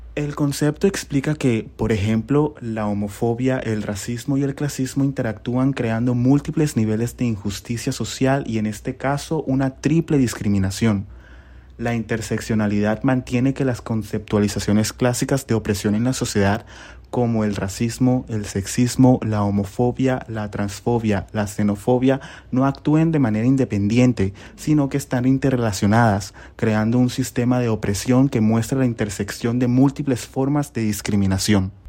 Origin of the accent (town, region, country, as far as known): Germany; moved away as an adult